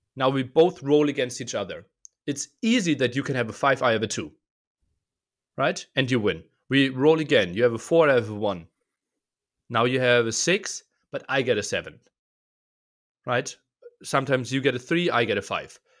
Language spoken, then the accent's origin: English; eastern Germany, Germany; I was born in Eastern Germany